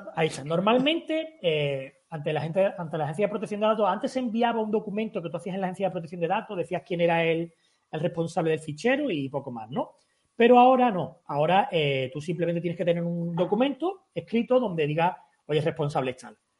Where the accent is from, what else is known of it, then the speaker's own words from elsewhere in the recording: Algeciras, Andalusia, Spain; yo soy de Algeciras